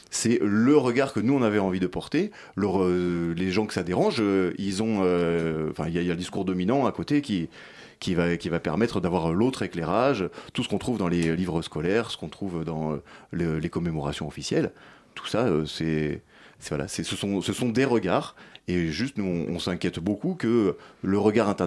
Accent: France; on a tous les mêmes intérêts puisqu'on est français.

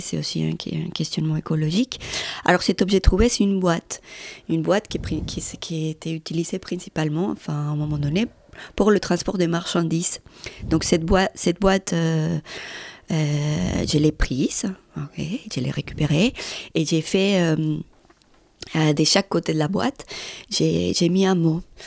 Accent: Medellín, Antioquia, Colombia; moved away as an adult; also born or lived in Granada, Colombia; je suis née à Granada, qui c'est juste à côté, un petit village. Et après, je suis partie à Medellín à 200, 300. Et là, j'ai vécu jusqu'à 27 ans

